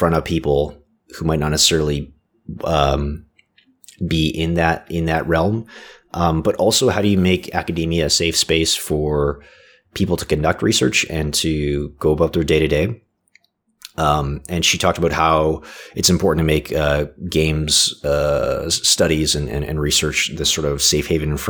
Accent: Canada; I was born in Canada

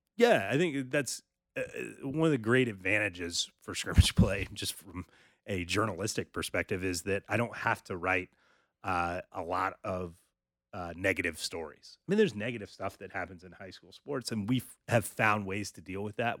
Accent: North Carolina, United States; I grew up in North Carolina

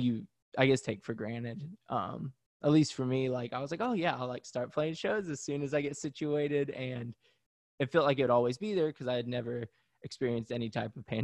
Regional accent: Pigeon Forge, Tennessee, United States; moved away as an adult; also born or lived in Knoxville, Tennessee; now in Washington, D.C., United States; I grew up in Pigeon Forge, Tennessee

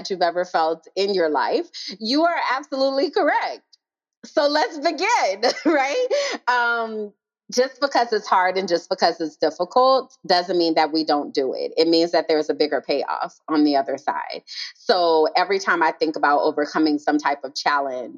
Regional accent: New Orleans, Louisiana, United States; moved away as an adult; also born or lived in Nashville, Tennessee; I was raised in New Orleans.

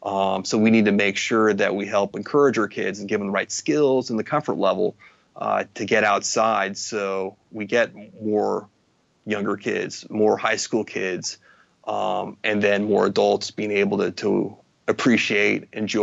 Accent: Midwest, United States; But I think growing up in the Midwest has given me my permanent level of excitement and stoke when it comes to the ocean, the mountains

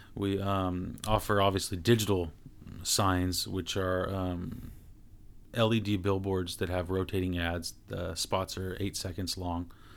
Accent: Stockton, California, United States; growing up in Stockton was interesting

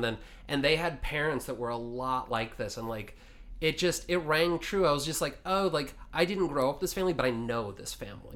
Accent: Washington, United States; I grew up in Washington

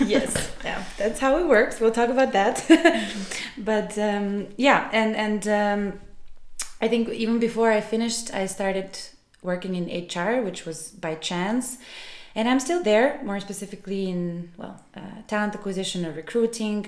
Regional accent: Belgrade, Serbia; moved away as an adult; also born or lived in Milan, Italy; I am originally from Serbia, from Belgrade

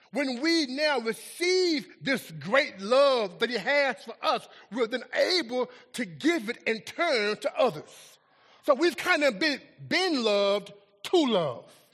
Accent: Dallas, Texas, United States; moved away as an adult; also born or lived in Nashville, Tennessee; I'm from Oak Cliff, Texas. Uh, that's really the hood of Dallas, Texas.

